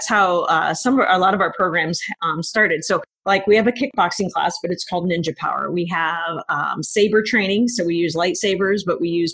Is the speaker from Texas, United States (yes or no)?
no; Des Moines, Iowa, United States; I grew up here in Des Moines. I'm a Roosevelt High School grad, a University of Iowa graduate. So I'm an Iowan